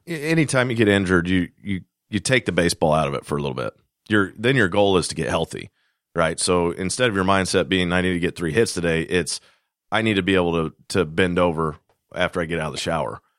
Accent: Kansas, United States; moved away; I'm from Kansas originally

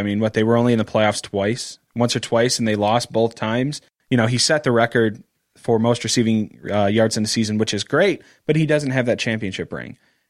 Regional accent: Rochester, Michigan, United States; also born or lived in Royal Oak, Michigan; So I've grown up in Rochester, went through the Rochester School District. All of my schools, it's a small area.

